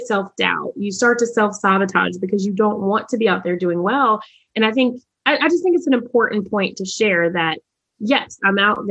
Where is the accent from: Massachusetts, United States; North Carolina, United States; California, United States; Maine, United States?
North Carolina, United States; Charlotte; I'm from Charlotte, North Carolina, and we had a minority achievement program